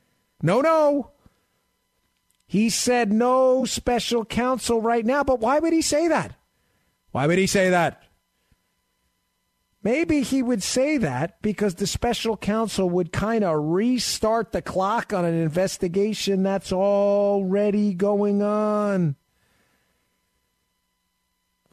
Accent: New York City, New York, United States; accent: Queens; using my old Queens accent with my Queens buddies who used to talk to me when I grew up there

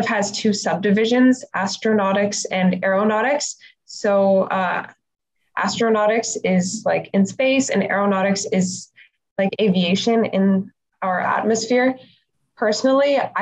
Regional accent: Toronto, Ontario, Canada; I'm actually from Toronto, so I didn't actually have to move to a new city

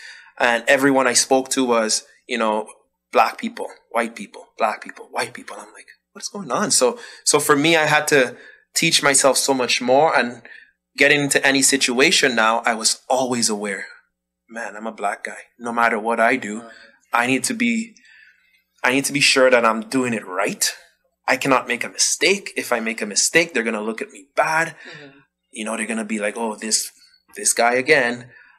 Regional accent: Dominica; also born or lived in Ottawa, Canada; now in Canada; I grew up in Dominica. So in growing up, I never had to worry about all what I've been hearing since I moved to Canada. And I went from growing up in Dominica to now coming to Canada

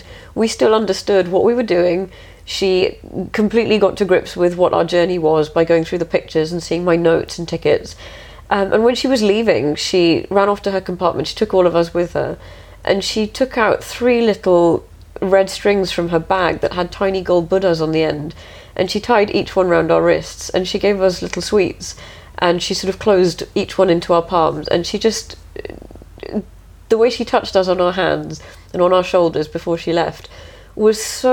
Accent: England, United Kingdom; I don't actually live in India, I'm English

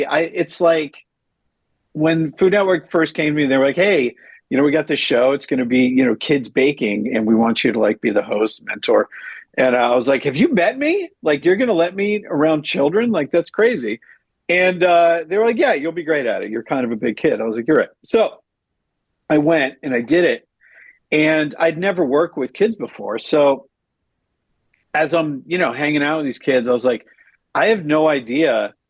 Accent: Detroit, Michigan, United States; born there; I was born in Detroit, so maybe I just got sold.

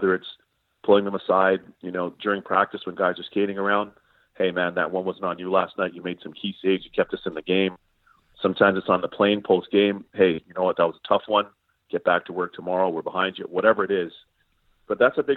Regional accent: Toronto, Ontario, Canada; I remember growing up in Toronto

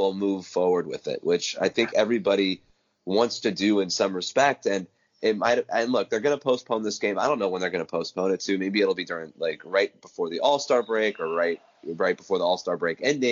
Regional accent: East Coast, United States; I grew up on the East Coast

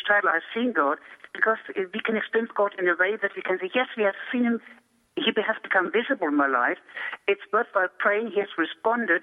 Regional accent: Germany; moved away; I grew up in Germany

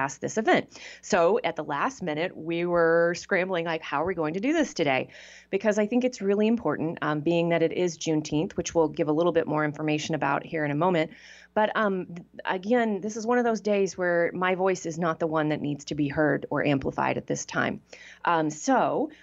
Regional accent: Texas, United States; I grew up in Texas

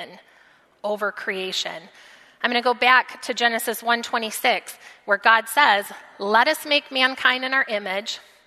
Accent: United States; as American Christians

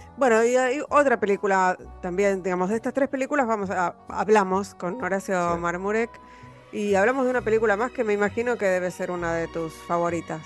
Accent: Argentina; yo así como argentino

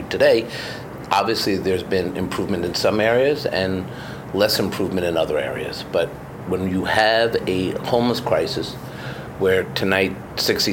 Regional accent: New York City, New York, United States; growing up in Washington Heights, when the city was on the edge of bankruptcy

